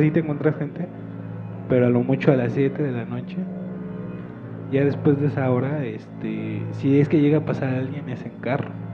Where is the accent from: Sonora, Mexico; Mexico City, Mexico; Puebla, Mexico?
Mexico City, Mexico; born or raised there